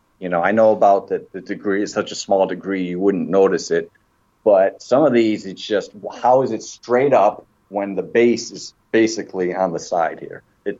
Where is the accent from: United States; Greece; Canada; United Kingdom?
United States; Michigan; also born or lived in Boston; Yeah, I moved to Michigan. Okay. I'm originally from Michigan.